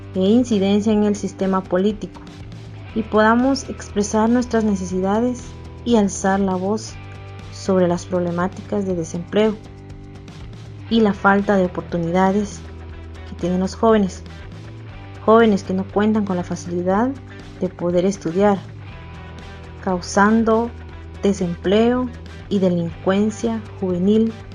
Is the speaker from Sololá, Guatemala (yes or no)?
yes; San Lucas Tolimán, Sololá, Guatemala; soy de San Lucas Tolimán, Solola, Guatemala